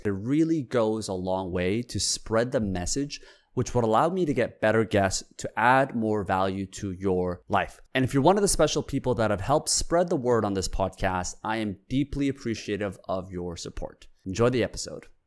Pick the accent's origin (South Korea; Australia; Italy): South Korea; moved away; I was born in Korea